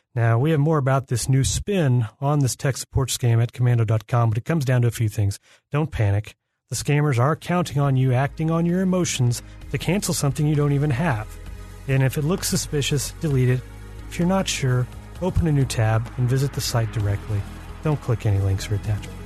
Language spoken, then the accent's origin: English; Oklahoma City, Oklahoma, United States; my hometown, Oklahoma City